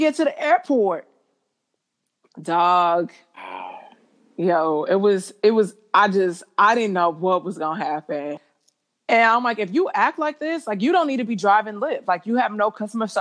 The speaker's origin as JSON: {"language": "English", "town": "St. Louis", "region": "Missouri", "country": "United States", "also_born_or_lived": "Beverly Hills", "moved": "yes", "said": "I'm from St. Louis"}